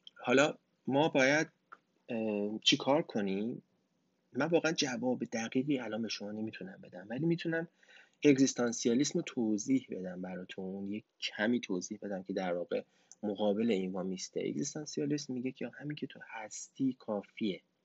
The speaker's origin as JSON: {"language": "Persian", "country": "Iran", "tie": "born or raised there", "said": "من تو ایران بزرگ شدم"}